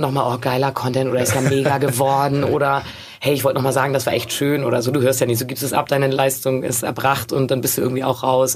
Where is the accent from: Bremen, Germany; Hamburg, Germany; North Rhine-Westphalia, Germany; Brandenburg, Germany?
Hamburg, Germany; ich bin in Hamburg aufgewachsen